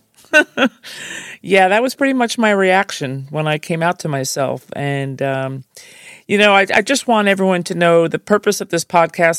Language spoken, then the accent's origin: English; New Jersey, United States; I'm from Jersey